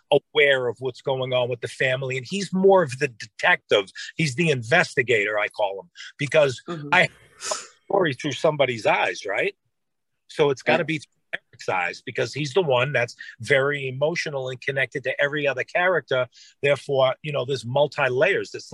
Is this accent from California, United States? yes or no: no; Boston, Massachusetts, United States; now in Los Angeles, United States; I'm from South Boston, aka Southie.